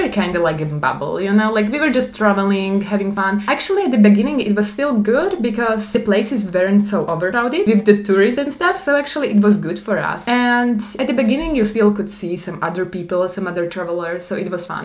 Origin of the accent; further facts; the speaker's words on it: Slovakia; English is a second language; moved away as an adult; also born or lived in Prague, Czech Republic / Taiwan; from Slovakia, but I lived in Czechia.